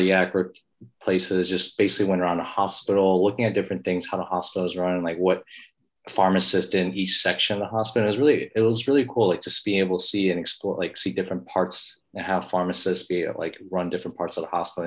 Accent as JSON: {"language": "English", "town": "Tampa", "region": "Florida", "country": "United States", "tie": "born or raised there", "moved": "as an adult", "said": "I was able to go back to my hometown"}